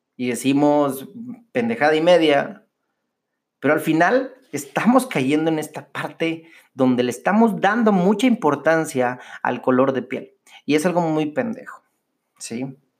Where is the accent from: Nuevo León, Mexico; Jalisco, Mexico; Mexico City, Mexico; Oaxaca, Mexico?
Nuevo León, Mexico; Monterrey; los regios somos los regios porque somos bien chingones